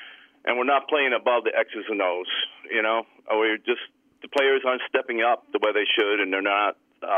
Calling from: Cranford, New Jersey, United States; from Cranford.

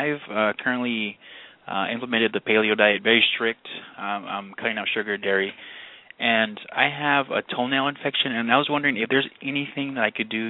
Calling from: Fresno, California, United States; Hi, I'm calling from Fresno, California.

